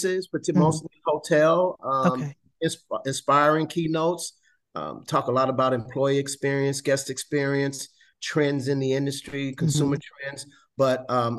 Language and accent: English; Chicago, Illinois, United States; moved away as an adult; also born or lived in Ithaca, New York / Memphis, Tennessee; I'm originally from Chicago